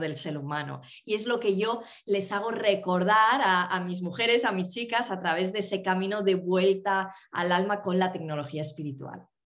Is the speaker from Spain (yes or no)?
yes; northern Spain, Spain; moved away; conectar con el norte de España, con mi tierra